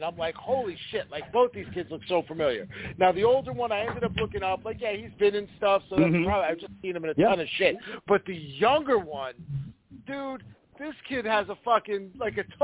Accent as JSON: {"language": "English", "town": "New York City", "region": "New York", "country": "United States", "tie": "born or raised there", "said": "growing up in Staten Island"}